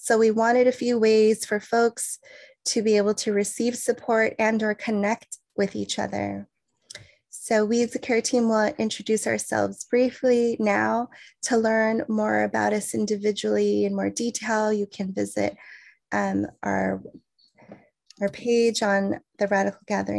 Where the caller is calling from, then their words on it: Santa Cruz Mountains, California, United States; I'm calling in from Awaswas, also known as the unceded lands of the Hopi people in the Santa Cruz Mountains of California.